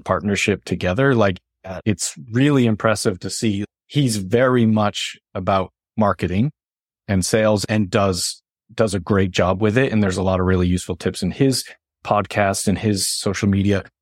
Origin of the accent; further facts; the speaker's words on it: Northeast, United States; moved away; I'm from the Northeast